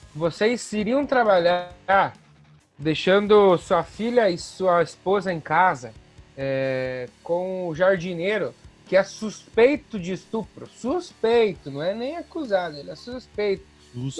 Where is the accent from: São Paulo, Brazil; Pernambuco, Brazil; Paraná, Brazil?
Paraná, Brazil; União da Vitória; Nós somos de União da Vitória